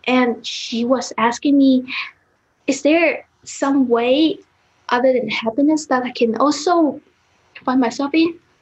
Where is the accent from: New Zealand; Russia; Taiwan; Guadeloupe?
Taiwan; now in Zurich, Switzerland; I am from Taiwan, but I'm now in Zurich, Switzerland.